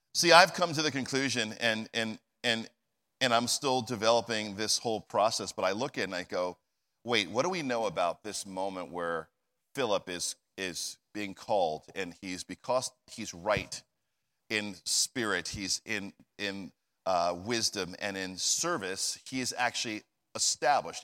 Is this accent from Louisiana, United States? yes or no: no; New Jersey, United States; moved away; I'm from New Jersey